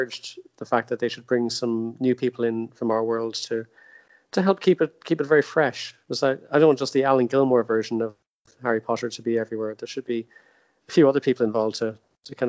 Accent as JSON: {"language": "English", "country": "Ireland", "also_born_or_lived": "Orlando, United States / Los Angeles, United States", "moved": "as an adult", "said": "I'm Irish"}